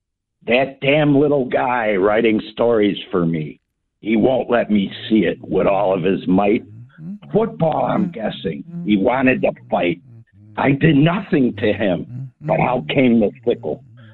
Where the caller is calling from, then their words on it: Ingleside, Illinois, United States; Calling from Ingleside, Illinois, the lovely Long Lake.